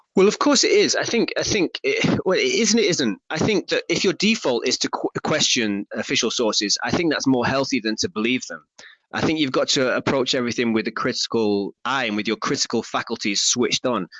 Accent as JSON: {"language": "English", "town": "Stockport", "region": "North West England", "country": "United Kingdom", "said": "I'm from Stockport, just down the road from Manchester."}